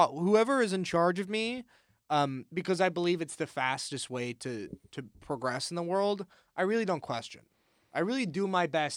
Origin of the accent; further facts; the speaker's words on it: Fort Worth, Texas, United States; I'm from Fort Worth.